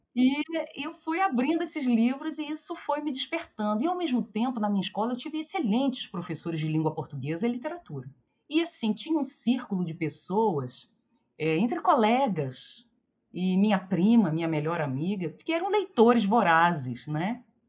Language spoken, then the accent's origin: Portuguese; Rio de Janeiro, Brazil; eu era uma menina ali do subúrbio do Rio, de Olaria, de Ramos, eu nasci em Bom Sucesso